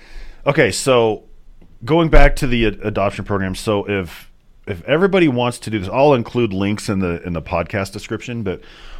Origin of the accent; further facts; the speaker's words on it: Wyoming, United States; And I grew up in Wyoming.